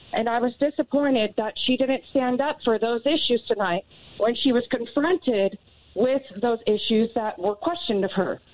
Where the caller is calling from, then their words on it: Huntington Beach, California, United States; I'm calling from Huntington Beach, California